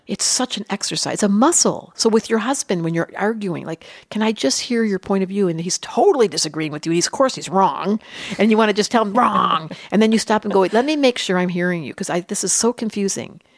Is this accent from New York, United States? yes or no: no; Detroit, Michigan, United States; I grew up in Detroit